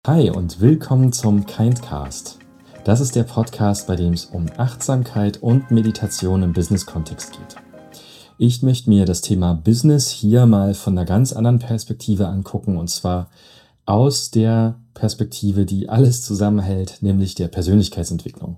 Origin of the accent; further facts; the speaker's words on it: Leipzig, Saxony, Germany; now in Eilenburg, Germany; ich bin geborener Leipziger, wohne jetzt in Eilenburg